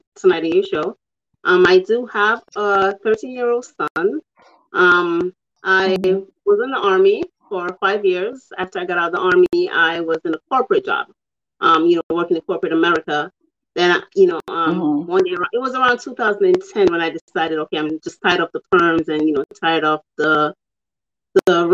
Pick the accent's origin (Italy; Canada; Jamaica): Jamaica; I'm from Jamaica